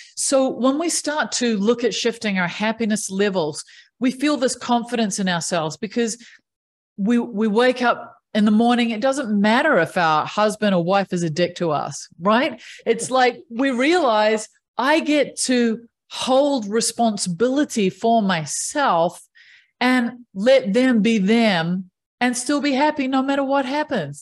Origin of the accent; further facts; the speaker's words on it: New Zealand; I grew up in New Zealand, which is one of the most amazing places to grow up.